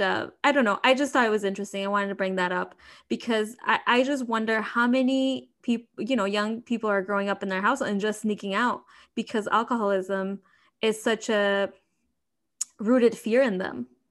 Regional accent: Mexico; now in Chicago, United States; growing up in Mexico, like I did, is different from like growing up here

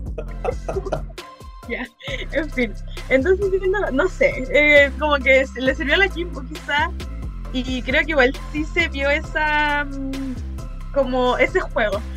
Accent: Chile; soy chilena

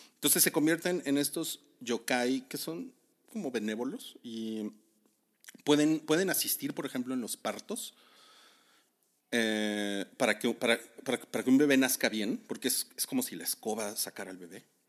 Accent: Mexico; como buen mexicano traumado

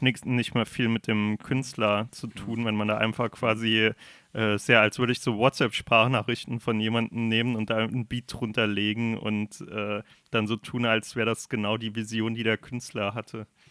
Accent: Germany; Ich bin Deutscher

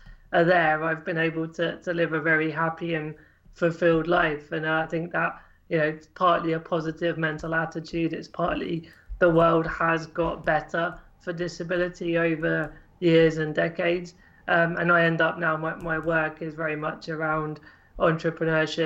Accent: Cambridgeshire, East of England, United Kingdom; I grew up in Cambridgeshire in England

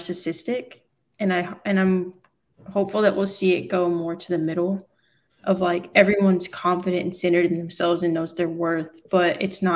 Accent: the South, United States; I grew up in the South

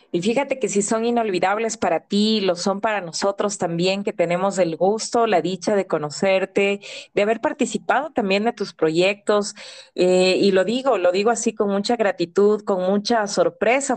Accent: Ecuador; siendo ecuatoriana

